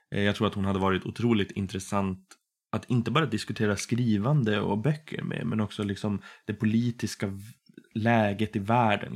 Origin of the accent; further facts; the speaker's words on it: Boden, Norrbotten County, Sweden; now in Umeå, Sweden; Jag kommer ursprungligen från Boden i Norrbotten